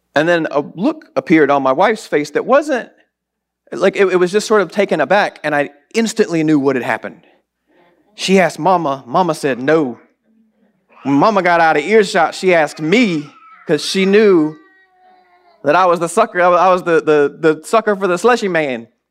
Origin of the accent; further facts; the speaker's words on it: the South, United States; I grew up in the South